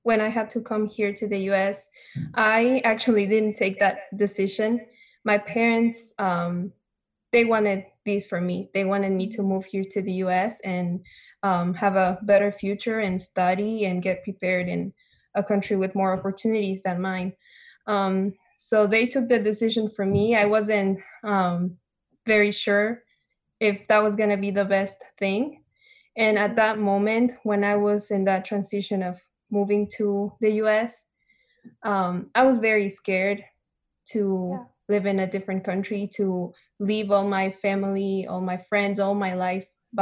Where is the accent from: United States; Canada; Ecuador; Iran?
Ecuador; moved away as an adult; I am from Ecuador, a little country in South America between Colombia and Peru. I came here 5 years ago, so I lived in Ecuador for 17 years